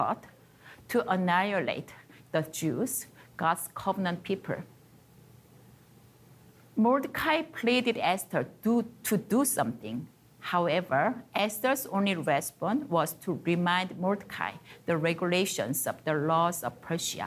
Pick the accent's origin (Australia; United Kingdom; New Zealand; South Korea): South Korea; moved away as an adult; also born or lived in China; now in Canada; I was born and grew up in South Korea